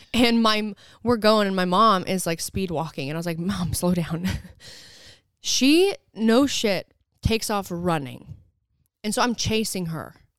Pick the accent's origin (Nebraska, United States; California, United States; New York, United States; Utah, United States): Utah, United States; Southern; moved away; I'm from there. And so we really wanted to be able to showcase all of the things I grew up doing